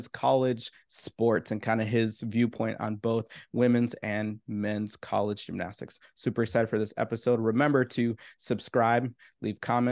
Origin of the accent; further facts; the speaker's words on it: Minnesota, United States; now in Texas, United States; I'm here in Texas now. I'm originally from Minnesota